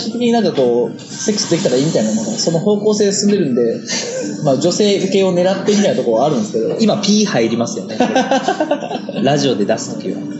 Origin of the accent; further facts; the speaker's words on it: Kitakyushu, Fukuoka, Japan; moved away; 俺地元福岡だからさ、福岡の北九州ってとこなんだけど